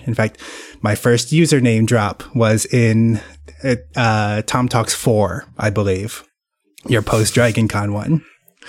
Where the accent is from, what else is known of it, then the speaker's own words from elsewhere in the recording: Iowa, United States; moved away as an adult; now in Roswell, United States; Technically, I'm in Roswell, Georgia, which is a northern suburb of Atlanta. But I'm originally from Iowa. Grew up there most of my life. Moved down here maybe 4 or 5 years ago.